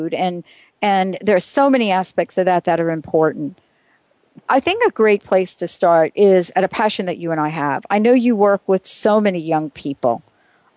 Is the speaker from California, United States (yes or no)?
no; New York, United States; I was an active kid. I grew up in New York.